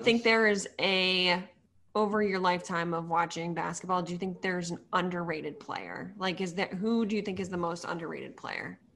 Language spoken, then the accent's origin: English; Sudbury, Massachusetts, United States; moved away as an adult; also born or lived in Purdue (Indiana); I grew up in Sudbury, so, like, forty-five minutes outside of the city.